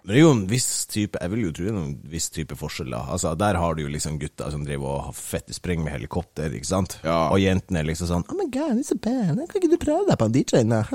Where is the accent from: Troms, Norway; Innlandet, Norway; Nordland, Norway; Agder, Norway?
Troms, Norway; Bardufoss